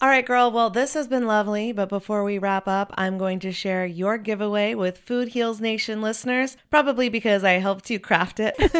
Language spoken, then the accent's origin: English; North Carolina, United States; also born or lived in Wilmington; I grew up evacuating in North Carolina, um, multiple times